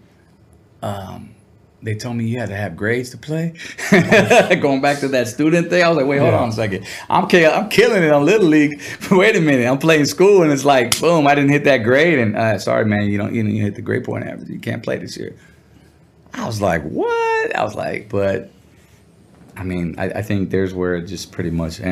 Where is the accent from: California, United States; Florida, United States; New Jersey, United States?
California, United States; Santa Ana; also born or lived in Riverside, Inland Empire, California; I grew up in Orange County, Santana, up until my sophomore year